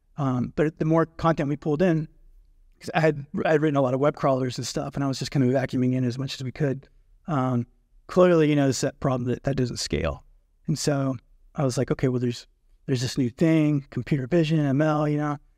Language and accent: English; North Georgia, United States; also born or lived in Athens, Georgia; I grew up in North Georgia, kind of a rural area.